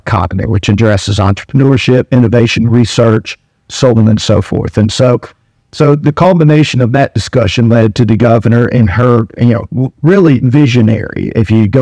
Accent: Walker County, south of Tuscaloosa, Alabama, United States; also born or lived in Washington, D.C.; grew up in Warrego County, just south of Tuscaloosa, very rural.

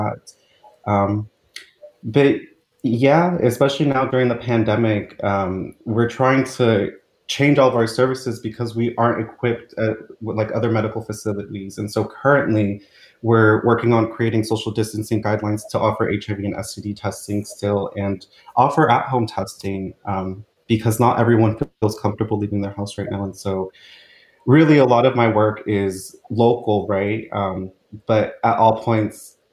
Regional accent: Sacramento, California, United States; was born and raised in South Sacramento

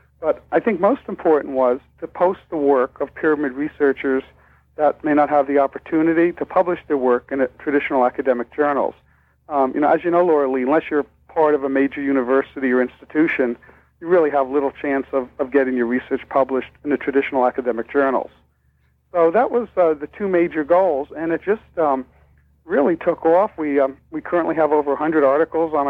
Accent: New York, United States; now in Minnesota, United States; I'm originally from actually New York, and I'm currently living in Minnesota.

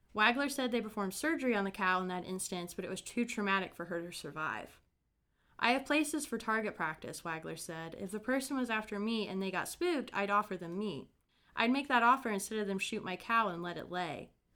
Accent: Brown County, Indiana, United States; my hometown, filled with murder, mysteries, the paranormal, and a fair share of hauntings.

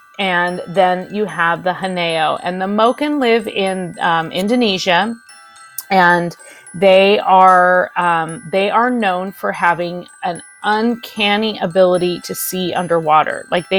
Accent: San Francisco Bay Area, California, United States; moved away as an adult; now in Minnesota, United States; I am originally from the San Francisco Bay Area, where I spent a lot of time on the sea. And I, about 5 years ago, moved very far inland to the land of 10,000 lakes. So now I live in Minnesota

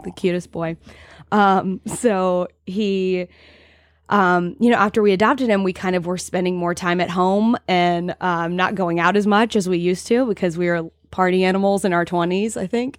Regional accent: Georgia, United States; now in Block Island, United States; I grew up in Georgia

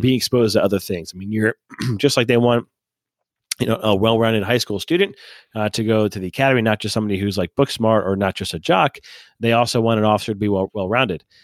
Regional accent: Pennsylvania, United States; moved away as an adult; I'm from Pennsylvania originally

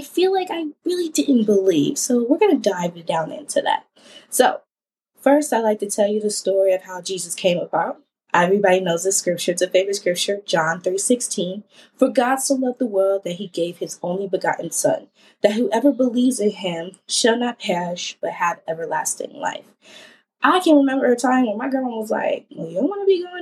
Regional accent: Ohio, United States; I am from the Ohio. Yes, Ohio, if you know me. And I am a 24-year-old journalist here in the Columbus area.

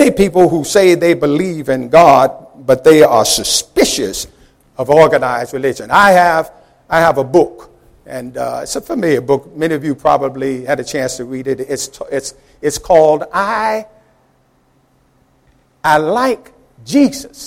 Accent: New York, United States; as a youngster growing up in New York

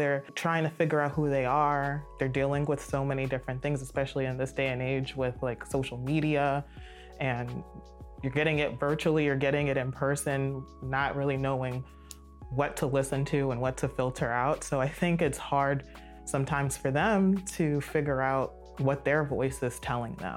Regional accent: Silver Spring, Maryland, United States; I grew up in Montgomery County, Silver Spring, so it's very diverse

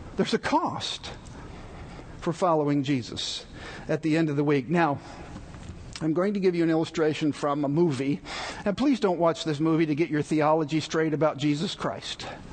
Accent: Texas, United States; moved away; I was born and raised in Texas

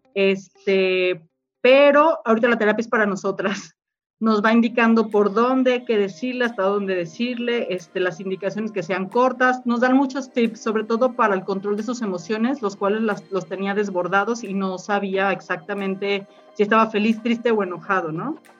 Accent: Mexico City, Mexico; now in Jalisco, Mexico; yo soy de la Ciudad de México, llego aquí

